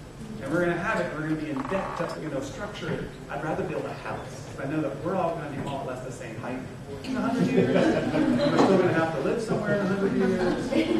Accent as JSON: {"language": "English", "town": "San Francisco", "region": "California", "country": "United States", "tie": "born or raised there", "said": "I come from San Francisco where I grew up"}